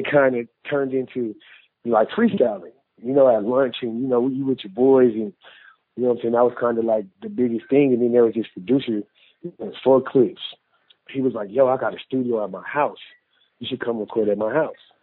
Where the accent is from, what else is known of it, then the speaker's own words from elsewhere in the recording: Denver, Colorado, United States; I'm from Denver